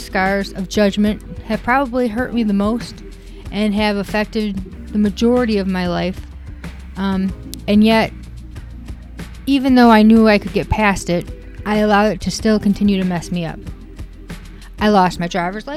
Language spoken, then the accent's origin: English; Wisconsin, United States; I was born in Wisconsin